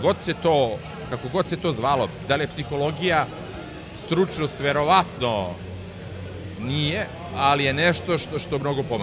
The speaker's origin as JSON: {"language": "Croatian", "region": "Šumadija", "country": "Serbia", "said": "kod nas u Šumadi"}